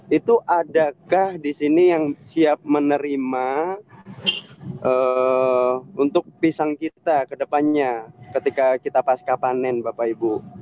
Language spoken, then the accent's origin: Indonesian; Metro, Lampung, Indonesia; Eh, saya dari Lampung, tepatnya di Metro, Bapak Ibu.